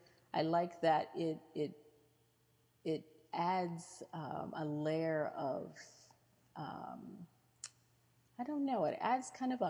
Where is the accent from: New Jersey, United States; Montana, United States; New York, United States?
New York, United States; Rome; born there; also born or lived in Kansas / Virginia / Ohio / Michigan; I lived in Kansas and Virginia. I was born in Rome, New York. We lived in Ohio and Michigan.